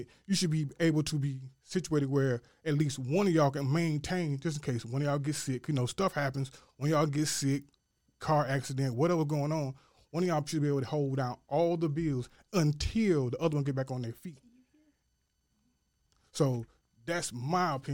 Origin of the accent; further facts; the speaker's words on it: Hopkins, South Carolina, United States; I'm from Hopkins, South Carolina, born and raised, country to the bone gristle.